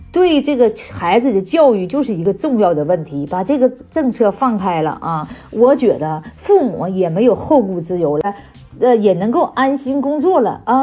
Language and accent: Chinese; China; 我们作为中国人